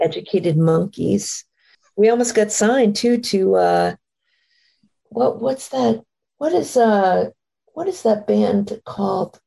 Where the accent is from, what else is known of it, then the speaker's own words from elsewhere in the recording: Maine, United States; moved away; I grew up in Maine, up in trees